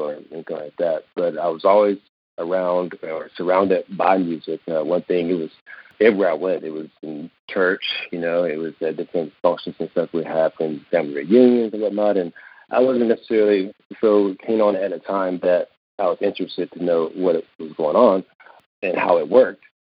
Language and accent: English; Kinston, North Carolina, United States; Well, Kinston, although it's a very small city, it's a very special place. And I could be a little biased because I'm from there.